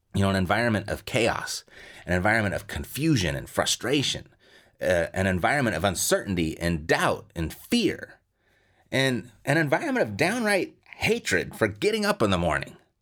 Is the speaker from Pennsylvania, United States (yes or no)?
no; Southern California, United States; I'm born and raised in Southern California